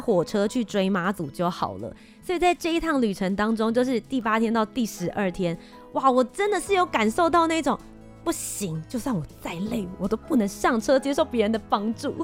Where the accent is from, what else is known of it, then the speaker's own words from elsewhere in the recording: Taiwan; 我台湾人还台湾人呢